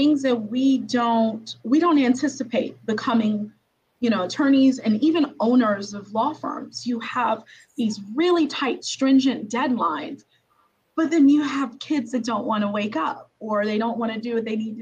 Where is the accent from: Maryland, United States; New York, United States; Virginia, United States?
New York, United States; Brooklyn; my hometown, Brooklyn